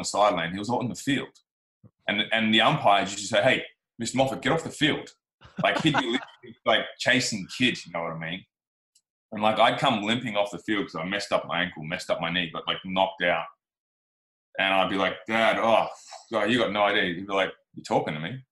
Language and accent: English; Australia